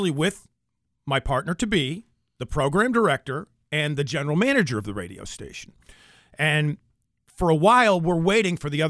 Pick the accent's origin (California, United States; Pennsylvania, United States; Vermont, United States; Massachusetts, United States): Vermont, United States; moved away as an adult; now in Springfield, United States; grew up in New England, yeah, southern I mean, Vermont.